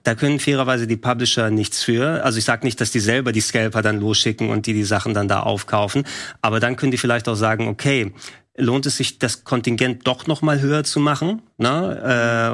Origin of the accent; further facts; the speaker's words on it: Hamburg, Germany; als äh, Hamburger Jung